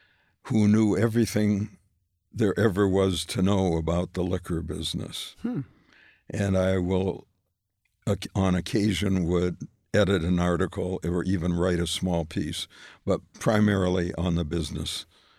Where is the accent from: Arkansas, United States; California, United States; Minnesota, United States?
Minnesota, United States; Minneapolis; moved away; also born or lived in New York; I grew up in Minneapolis, right. But we moved to New York